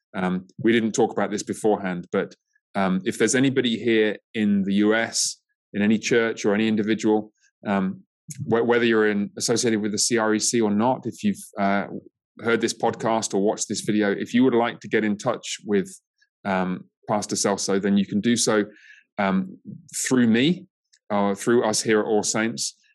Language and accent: English; England, United Kingdom; now in United States; my home country of um, England